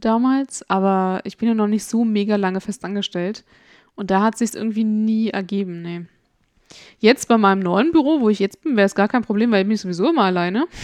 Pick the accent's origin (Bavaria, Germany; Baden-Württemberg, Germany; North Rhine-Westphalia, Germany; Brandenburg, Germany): Brandenburg, Germany; Brandenburg an der Havel; Der höchste Punkt in meiner Heimatstadt, die Friedenswarte